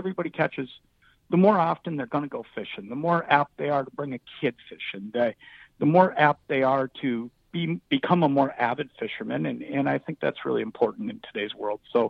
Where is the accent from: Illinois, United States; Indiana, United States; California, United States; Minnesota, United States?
Minnesota, United States; Anoka; I grew up in Anoka, just a couple hours south of Brainerd